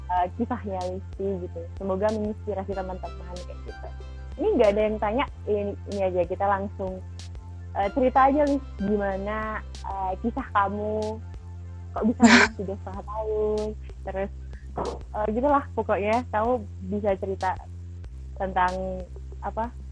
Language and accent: Indonesian; Madiun, East Java, Indonesia; di tempat asalku di Madiun